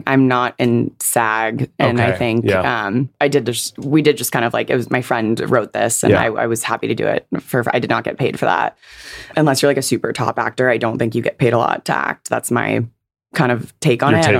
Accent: Silicon Valley, California, United States; I'm like Silicon Valley born and raised.

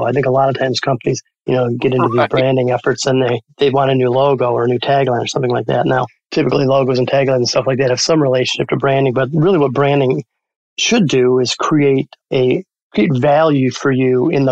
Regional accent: Dearborn, Michigan, United States; I grew up in Dearborn

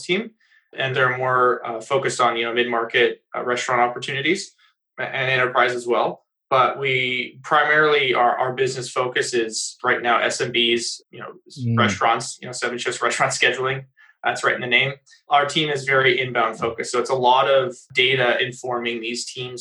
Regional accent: United States; now in Canada; I'm actually an American living up in Canada.

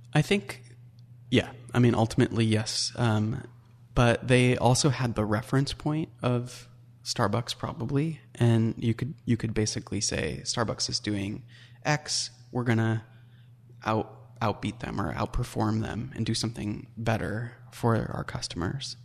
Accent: Puyallup, Washington, United States; I grew up in Puyallup, Washington

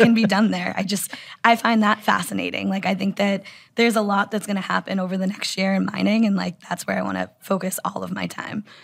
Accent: United States; I'm an American

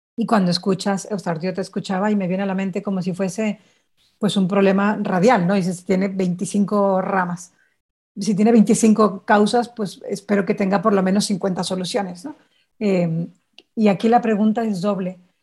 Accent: Sonora, Mexico; yo soy de Sonora

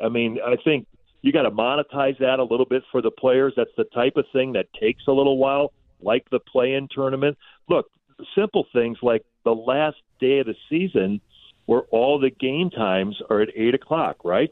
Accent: Illinois, United States; moved away; I grew up in Illinois

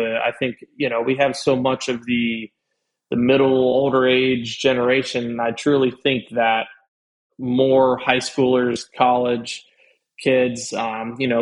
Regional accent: Louisville, Kentucky, United States; now in Florida, United States; growing up in Louisville

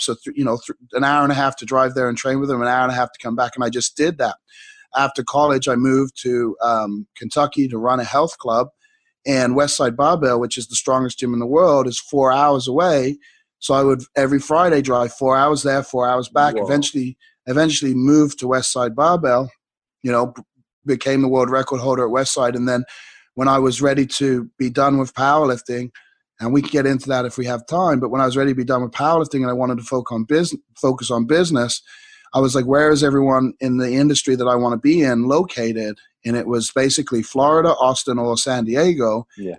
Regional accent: England, United Kingdom; growing up in England

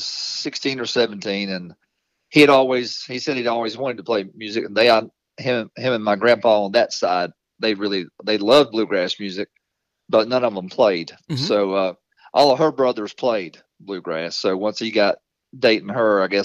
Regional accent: Walnut Cove, North Carolina, United States; the next town over from where I grew up in Walnut Cove, is Walker Town.

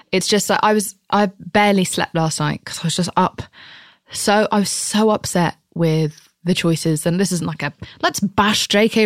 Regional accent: United Kingdom; I'm British

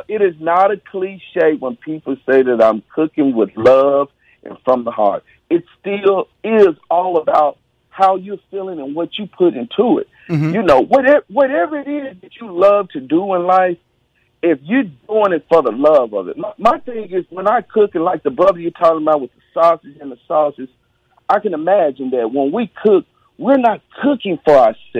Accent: Mississippi, United States; I'm from Mississippi. I probably eat a lot of collard greens with my hands.

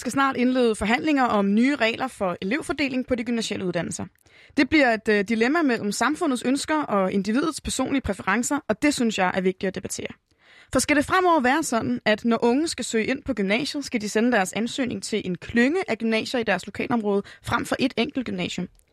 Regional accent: Hillerød, Capital Region of Denmark, Denmark; min hjemby Hillerød

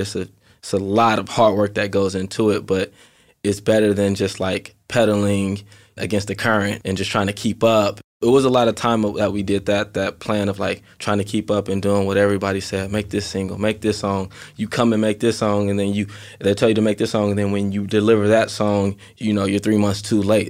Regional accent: Inglewood, California, United States; also born or lived in Carson, California; I lived in Inglewood up until I was twelve

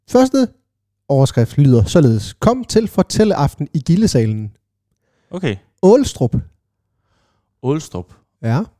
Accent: Denmark; det gjorde jeg også i Kærte, hvor jeg kommer fra.

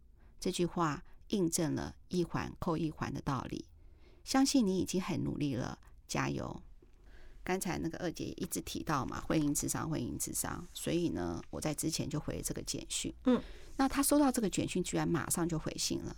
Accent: Taiwan; 我们台湾人

